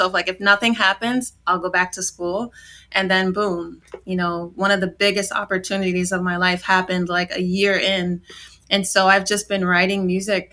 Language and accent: English; Yonkers, New York, United States; So I was born in Yonkers, New York. I lived very close to the Bronx, New York City, but I can't claim that I'm part of New York City. But I grew up in New York in a low-income community